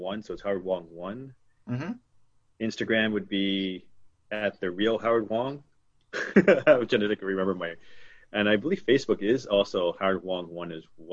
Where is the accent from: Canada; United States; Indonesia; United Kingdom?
Canada; Toronto, Ontario; I basically was born and raised in Toronto